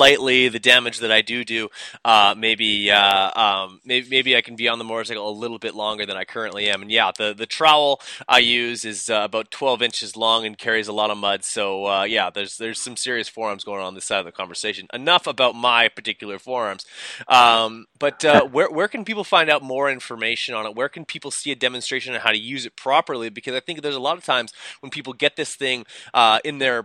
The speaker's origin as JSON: {"language": "English", "country": "Canada", "said": "I'm down here from Canada"}